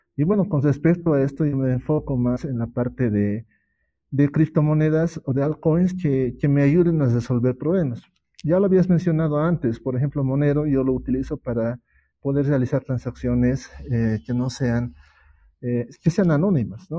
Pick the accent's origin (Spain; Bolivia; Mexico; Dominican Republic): Bolivia; yo soy de Bolivia